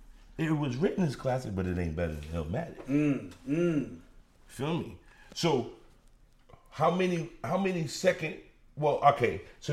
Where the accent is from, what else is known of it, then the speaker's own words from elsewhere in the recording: New York City, New York, United States; I'm from Brooklyn.